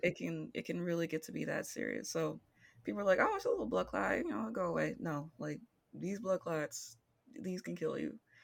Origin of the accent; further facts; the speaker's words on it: Midwest, United States; I am born and bred in the Midwest.